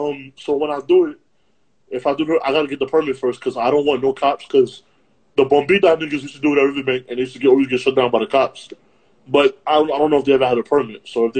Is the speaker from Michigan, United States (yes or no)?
no; New York City, New York, United States; and I'm from Harlem